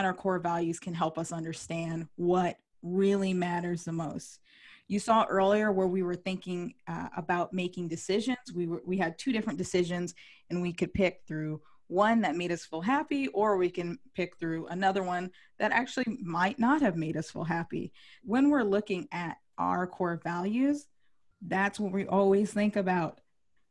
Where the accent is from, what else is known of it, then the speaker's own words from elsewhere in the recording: California, United States; I'm from California